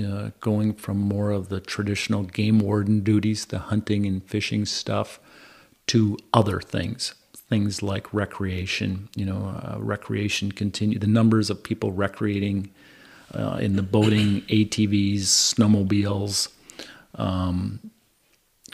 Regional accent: Winona, Minnesota, United States; also born or lived in Southeast Indiana / Hennepin County, Minnesota; I left Winona, graduated high school in Winona in 1986, left, and I came back here in 2003

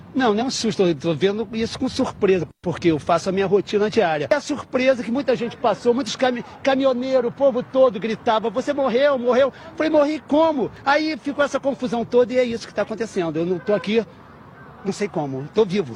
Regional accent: Santo André, São Paulo, Brazil; Eu sou de Santander, aqui na minha cidade

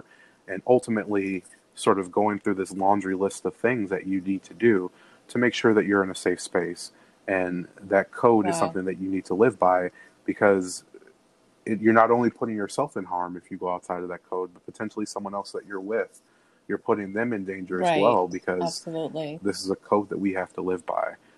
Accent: Chicago, Illinois, United States; born or raised there

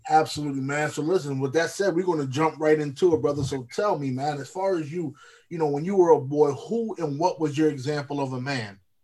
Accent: Lancaster, Pennsylvania, United States; moved away; I'm from Pennsylvania originally, Lancaster

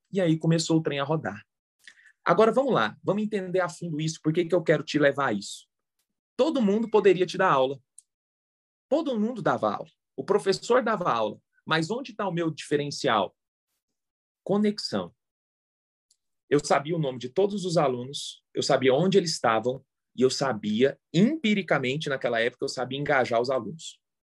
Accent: Goiânia, Goiás, Brazil; moved away as an adult; also born or lived in Brasília; eu sou de Goiânia e passei em Brasília

